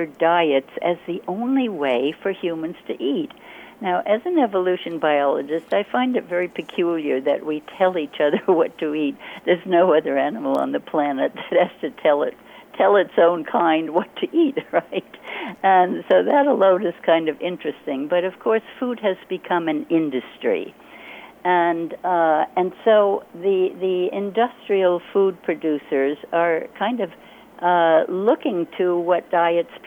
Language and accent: English; Hudson Valley, New York, United States; now in Hawaii, United States; I was born in the Hudson Valley of New York State in the U.S., and I had the great privilege of being able to run free in nature and to learn from nature on my own as a little kid